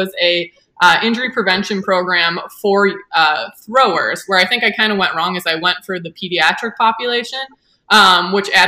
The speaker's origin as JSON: {"language": "English", "town": "West Bend", "region": "Wisconsin", "country": "United States", "tie": "born or raised there", "also_born_or_lived": "Cleveland", "said": "So I grew up in West Bend, Wisconsin. I've kind of born and raised here"}